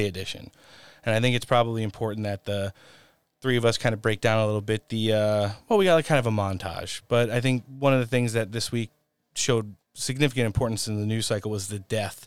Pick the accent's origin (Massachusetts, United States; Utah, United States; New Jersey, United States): New Jersey, United States; Elizabeth; moved away as an adult; also born or lived in Sayreville, New Jersey / Ocean County, New Jersey; I was born in Elizabeth, New Jersey, so it's good to see have somebody on the show that is representing my hometown.